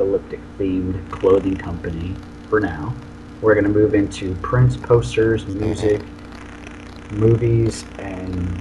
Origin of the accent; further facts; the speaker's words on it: St. Petersburg, Florida, United States; also born or lived in Germany; I was born and raised in St. Pete, Florida